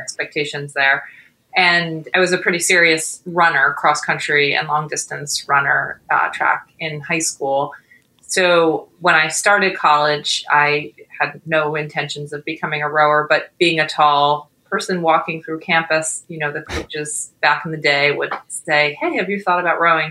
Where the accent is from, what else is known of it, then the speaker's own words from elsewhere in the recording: New York, United States; moved away as an adult; also born or lived in Boston; now in New York City, United States; I'm originally from New York